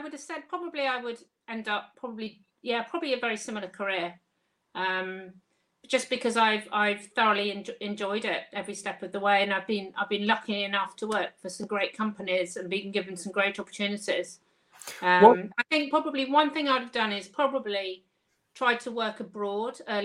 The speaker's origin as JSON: {"language": "English", "area": "Kent", "region": "South East England", "country": "United Kingdom", "also_born_or_lived": "St Helens, Lancashire", "moved": "as an adult", "said": "I was from Kent and I was up in Lancashire"}